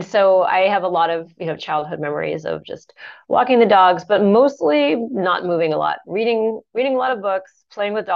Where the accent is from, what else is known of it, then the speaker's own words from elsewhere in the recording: Santa Fe, New Mexico, United States; I grew up in Santa Fe, New Mexico, off the grid in a solar home